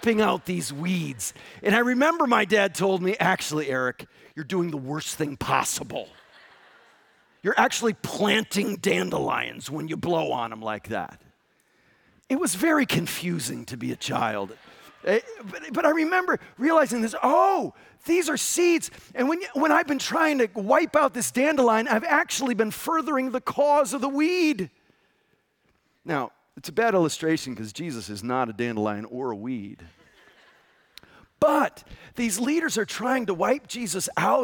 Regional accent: Connecticut, United States; I grew up in Connecticut

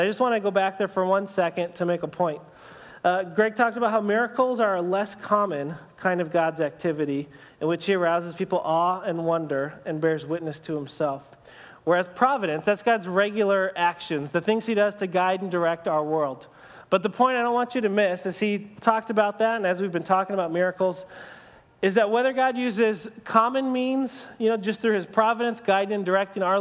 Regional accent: United States; for us as American Christians

